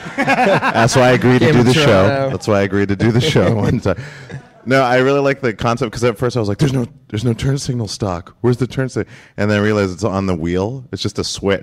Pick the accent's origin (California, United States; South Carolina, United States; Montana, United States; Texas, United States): Montana, United States; Great Falls; growing up in Great Falls, Montana